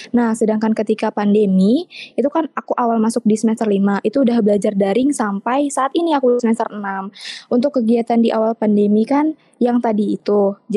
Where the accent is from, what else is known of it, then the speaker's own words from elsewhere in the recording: Riau, Indonesia; now in Central Kalimantan, Indonesia; Untuk asalnya aku asalnya dari Riau tapi hmm. sekarang tinggalnya di Kalimantan Tengah.